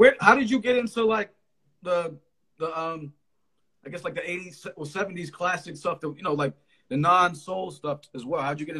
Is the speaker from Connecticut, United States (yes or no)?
yes; Connecticut, United States; also born or lived in Philadelphia; I'm from Connecticut.